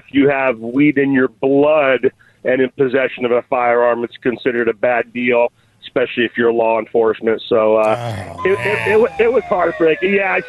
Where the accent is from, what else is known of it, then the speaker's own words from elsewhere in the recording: South Bay, California, United States; I grew up in the South Bay.